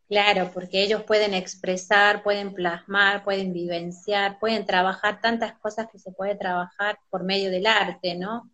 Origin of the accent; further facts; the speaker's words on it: Colpes, Catamarca, Argentina; moved away as an adult; soy del interior de la provincia también. Yo nací en Colpes, Pomán